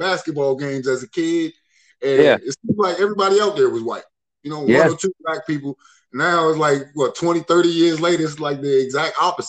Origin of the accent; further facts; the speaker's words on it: Philadelphia, Pennsylvania, United States; moved away; it's my birth state. I was born in Philly.